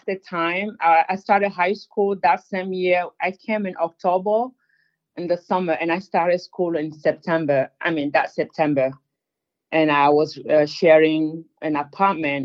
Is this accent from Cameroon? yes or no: yes; Cameroon; first language French; English is a second language; now in United States; me and my siblings' life when we grew up in the barrack with a father who was in the military and the war that was going on in Cameroon